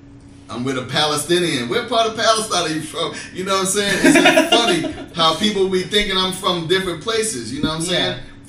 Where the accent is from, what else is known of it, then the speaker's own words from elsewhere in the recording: China; But as in as a Chinese person, I need to ask you this question.